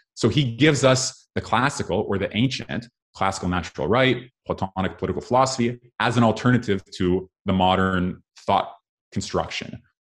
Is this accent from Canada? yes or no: yes; Canada; I therefore grew up in a liberal democracy in Canada